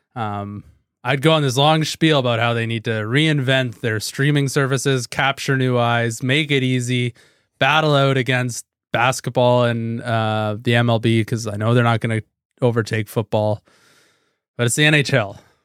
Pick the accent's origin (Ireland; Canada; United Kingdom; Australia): Canada; as a Canadian